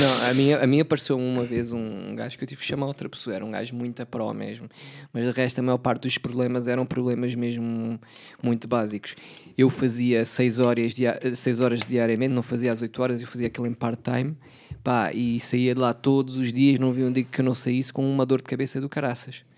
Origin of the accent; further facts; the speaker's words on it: Setúbal, Portugal; also born or lived in Palmela; Nasci lá, yeah. passei grande parte também da minha infância lá